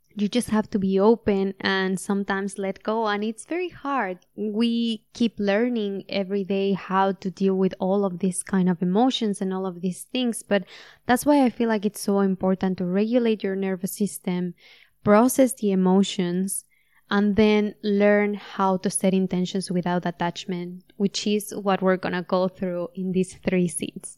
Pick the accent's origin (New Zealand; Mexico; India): Mexico; moved away; I'm Mexican and that I was born in Mexico